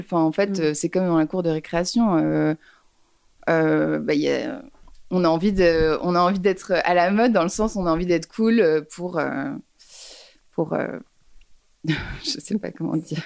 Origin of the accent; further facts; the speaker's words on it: Paris, Île-de-France, France; j'ai grandi à Paris. Je suis née à Paris